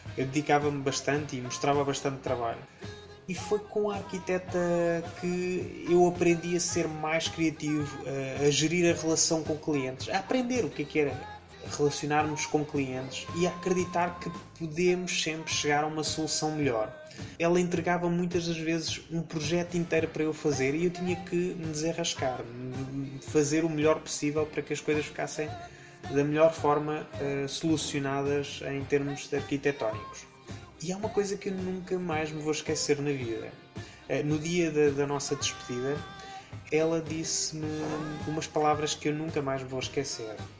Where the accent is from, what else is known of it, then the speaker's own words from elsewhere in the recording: Leiria, Centro, Portugal; Eu nasci em Leiria, uma cidade no centro-oeste de Portugal, a 2 de janeiro de 1987